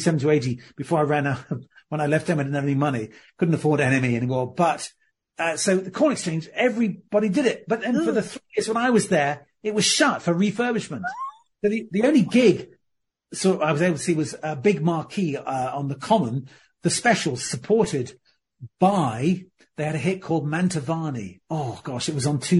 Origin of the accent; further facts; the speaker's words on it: Surrey, South East England, United Kingdom; also born or lived in Birmingham; I grew up in Surrey